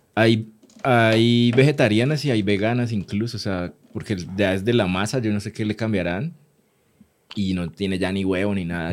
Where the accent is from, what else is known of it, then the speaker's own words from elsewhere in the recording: Cali, Valle del Cauca, Colombia; de Colombia, de Cali